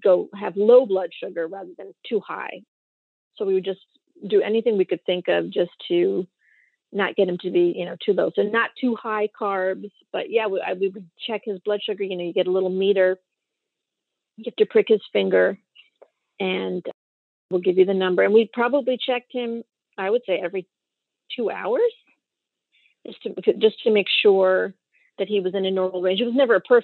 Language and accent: English; Westchester, New York, United States; I'm from Westchester, New York, and I have a son with type 1 diabetes